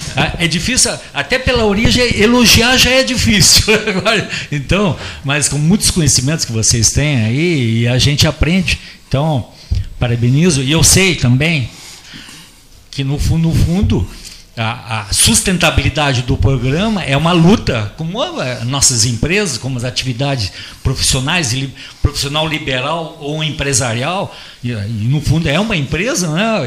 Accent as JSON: {"language": "Portuguese", "town": "Curitiba", "region": "Paraná", "country": "Brazil", "moved": "yes", "lives_now": "Pelotas, Brazil", "said": "Eu sou de Curitiba"}